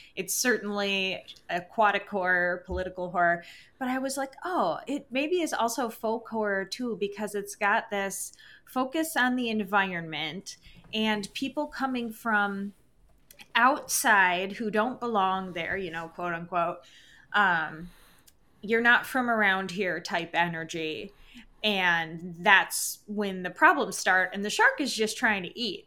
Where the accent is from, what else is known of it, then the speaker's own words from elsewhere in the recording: Michigan, United States; moved away; also born or lived in Upper Peninsula, Michigan; I'm originally from Michigan.